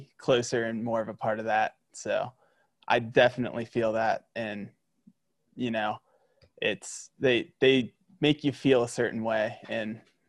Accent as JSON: {"language": "English", "region": "Midwest", "country": "United States", "tie": "born or raised there", "moved": "as an adult", "said": "I grew up in the Midwest"}